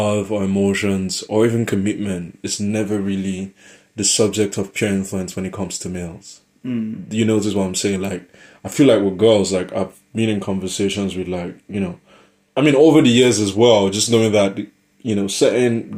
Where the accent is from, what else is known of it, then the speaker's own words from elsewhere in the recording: Nigeria; moved away; from my part of the world, I'm Nigerian. It's a huge thing back in Lagos